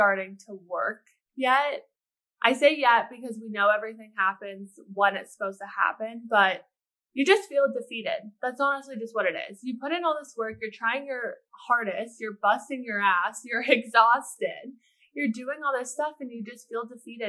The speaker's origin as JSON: {"language": "English", "country": "Canada", "moved": "yes", "lives_now": "Pittsburgh, United States", "said": "I'm Canadian"}